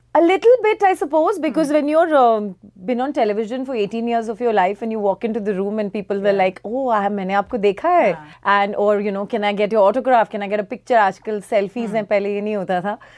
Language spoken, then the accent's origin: English; India; We are still Indian women